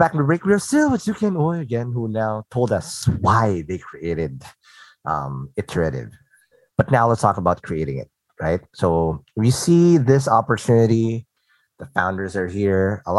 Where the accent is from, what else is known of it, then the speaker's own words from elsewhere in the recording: Philippines; English is a second language; mind you, I grew up here in the Philippines.